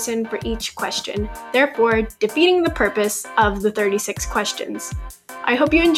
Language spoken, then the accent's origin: English; Austin, Texas, United States; I'm from Austin, Texas, and I'm currently a senior in high school.